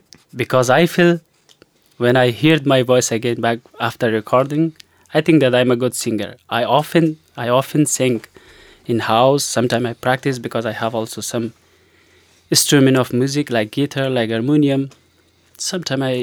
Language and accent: English; Afghanistan; English is a second language; moved away as an adult; I'm also from Afghanistan.